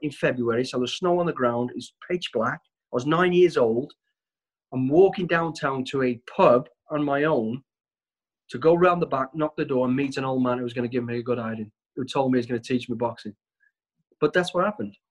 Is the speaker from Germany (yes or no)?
no; Walsall, West Midlands, United Kingdom; I was born in Walsall, the West Midlands. We're a family of five kids